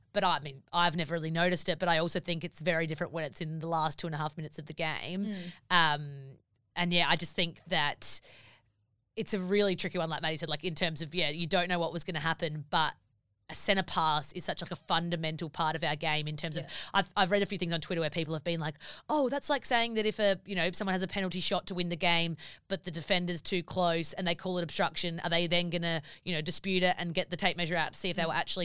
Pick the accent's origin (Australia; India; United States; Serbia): Australia; South Australia; I was from South Australia